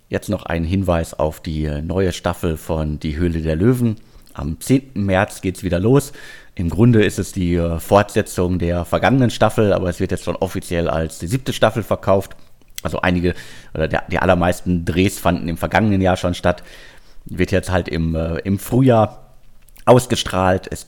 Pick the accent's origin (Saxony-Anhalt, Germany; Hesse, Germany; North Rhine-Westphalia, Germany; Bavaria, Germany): North Rhine-Westphalia, Germany; Bottrop; born there; äh, ich bin im Ruhrgebiet in Bottrop geboren.